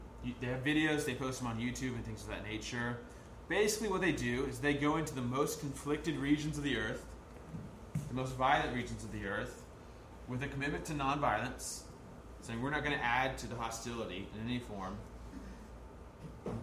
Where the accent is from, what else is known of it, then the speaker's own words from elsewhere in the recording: United States; as just an American suburban kid